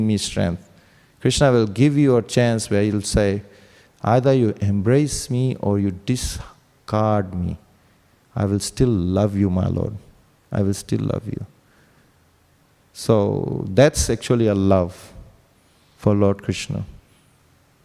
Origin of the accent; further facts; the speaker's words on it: Fiji; moved away as an adult; now in Sydney, Australia; I came to Australia in 2001 from Fiji. I'm from Fiji